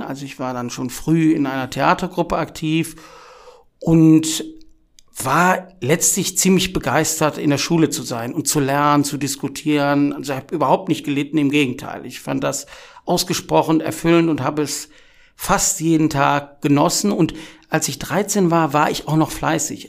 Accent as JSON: {"language": "German", "town": "Wuppertal", "region": "North Rhine-Westphalia", "country": "Germany", "said": "Ich komme aus Wuppertal, das macht einen großen Teil meiner Identität aus"}